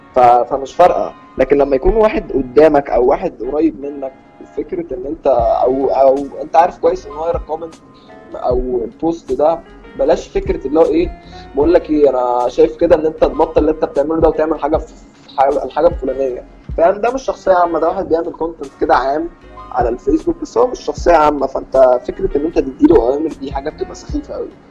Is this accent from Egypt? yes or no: yes; Egypt; احنا كشعب مصري